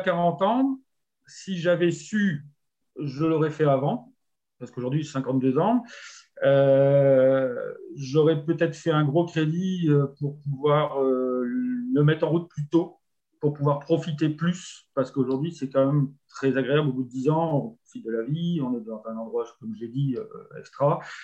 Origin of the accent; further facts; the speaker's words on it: Nord, Hauts-de-France, France; moved away as an adult; now in Génolac, France; je suis originaire du Nord